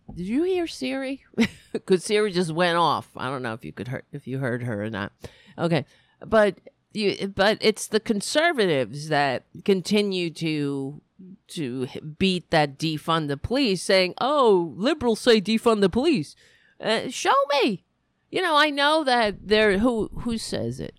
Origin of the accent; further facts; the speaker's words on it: United States; It's very stressful being an American